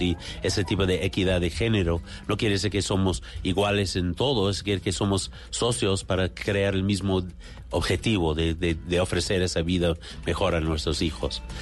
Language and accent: Spanish; New York, United States; Yo soy de Nueva York